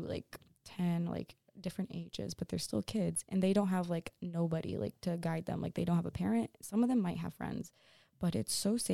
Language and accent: English; Cohoes, New York, United States; I come from Cahos, like that's where I grew up